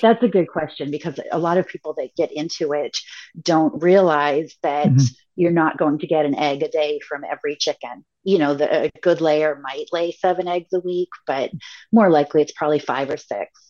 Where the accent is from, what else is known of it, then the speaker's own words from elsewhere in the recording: New England, United States; I grew up in New England.